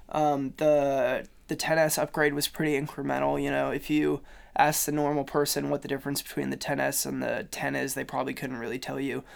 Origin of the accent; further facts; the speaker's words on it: Kansas City, United States; moved away; I'm from Kansas City, we have Google Fiber